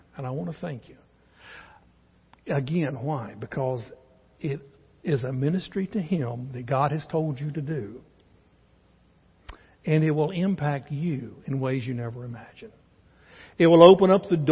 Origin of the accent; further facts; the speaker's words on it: Charlotte, North Carolina, United States; We're from North Carolina, lived in Charlotte, born and raised there